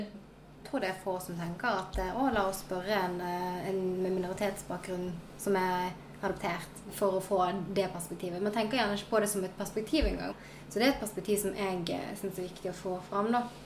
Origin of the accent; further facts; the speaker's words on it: Sotra, Vestland, Norway; also born or lived in South Korea; jeg kommer fra Sotra utenfor Bergen.